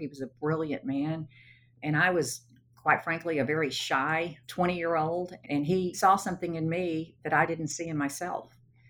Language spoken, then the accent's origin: English; Sherman, Texas, United States; I got married when I was 17. In my culture, that's kind of what you did. So I stayed in my hometown of Sherman